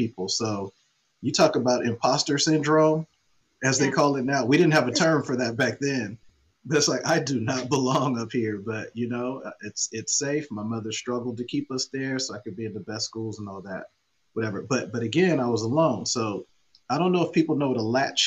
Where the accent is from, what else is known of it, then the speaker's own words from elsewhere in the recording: Oakland, California, United States; I grew up in Oakland Hills, which is a very nice area